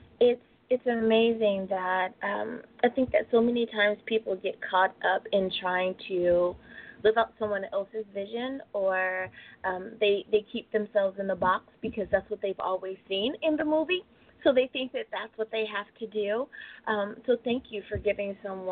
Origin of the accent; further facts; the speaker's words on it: United States; my home country, United States of America